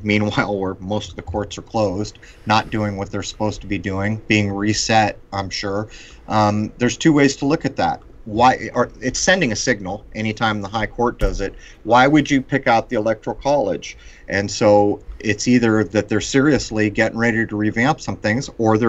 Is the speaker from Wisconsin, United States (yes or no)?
no; San Diego, California, United States; where I grew up in San Diego